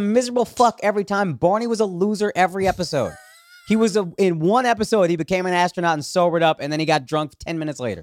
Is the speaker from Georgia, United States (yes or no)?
no; Dallas, Texas, United States; up in Texas, actually, in Dallas